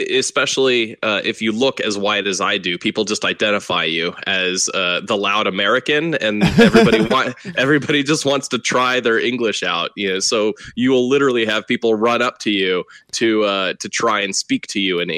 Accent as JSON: {"language": "English", "region": "Texas", "country": "United States", "tie": "born or raised there", "said": "growing up in Texas was uh, was very interesting."}